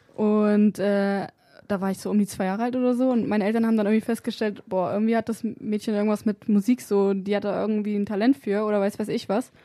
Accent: Wolfsburg, Lower Saxony, Germany; bei uns in Wolfsburg

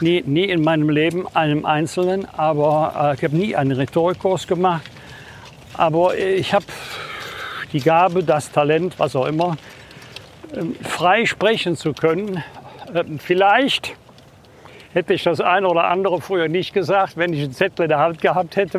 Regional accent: Bergisch Gladbach, North Rhine-Westphalia, Germany; Bergisch Gladbach, das bin ich natürlich meiner Heimatstadt verbunden

